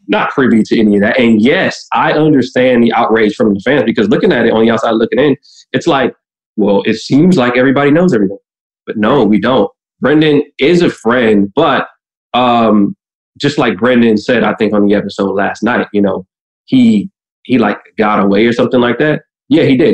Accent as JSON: {"language": "English", "region": "Midwest", "country": "United States", "said": "I'm from the Midwest too"}